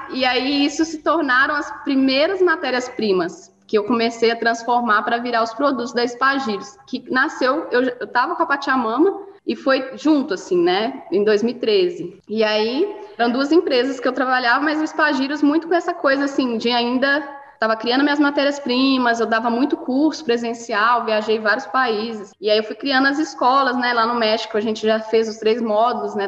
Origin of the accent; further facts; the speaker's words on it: Mariana, Minas Gerais, Brazil; Eu sou uma menina do interior. Eu cresci em Mariana, perto de Ouro Preto, não sei se vocês conhecem aqui em Minas Gerais